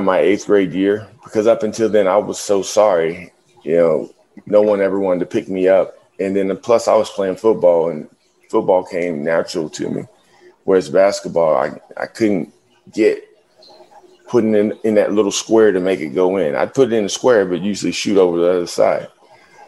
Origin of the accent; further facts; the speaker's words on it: Ohio, United States; When I was growing up in Ohio, I can say that although I dealt with some negativity, it was a very sheltered community to grow up